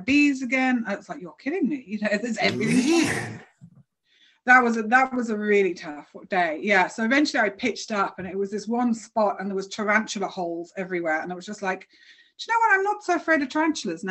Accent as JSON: {"language": "English", "country": "United Kingdom", "said": "I'm British"}